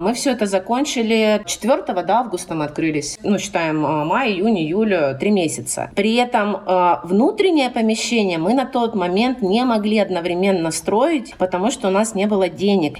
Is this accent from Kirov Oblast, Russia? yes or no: no; Rostov-on-Don, Rostov Oblast, Russia; moved away as an adult; also born or lived in Saint Petersburg / Moscow; вернулись э, в мой родной город